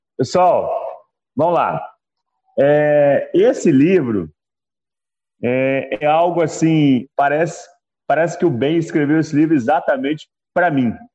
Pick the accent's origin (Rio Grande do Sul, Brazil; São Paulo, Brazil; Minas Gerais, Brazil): Minas Gerais, Brazil; Belo Horizonte; tenho 63 anos, sou de BH, Minas Gerais